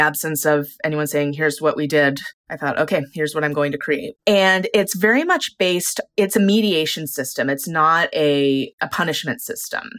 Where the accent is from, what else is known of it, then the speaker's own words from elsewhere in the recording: California, United States; also born or lived in Sault Ste. Marie, Michigan, United States; now in San Diego, United States; I'm originally from the Upper Peninsula, from Sault Ste. Marie, which is where part of this book is set, but we moved to California when I was, I think I was about six, and I haven't lived there since. I'm a very much a Californian in a lot of ways